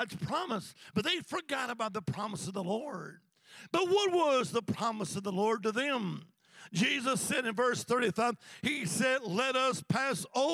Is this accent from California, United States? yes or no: no; Alabama, United States; now in Virginia, United States; Now, I live in Virginia, but originally I'm from the Holy Land, Alabama